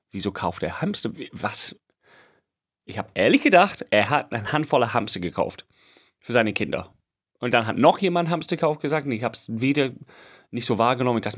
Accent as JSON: {"language": "German", "region": "England", "country": "United Kingdom", "second_language": "German", "said": "Und ich schwöre es, ich bin Engländer. Diesen Begriff habe ich nie gehört."}